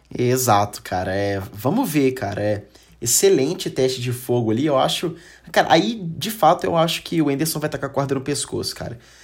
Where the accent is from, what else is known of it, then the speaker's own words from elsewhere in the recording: Brazil; a gente é brasileiro